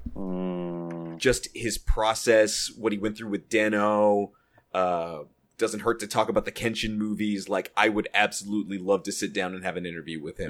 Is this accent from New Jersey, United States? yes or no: no; Texas, United States; now in Southern California, United States; my home state of Texas